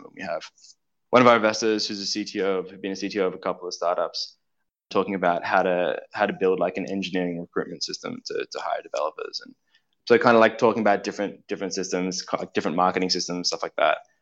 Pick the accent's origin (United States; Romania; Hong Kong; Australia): Australia; I'm from Australia, and growing up in Australia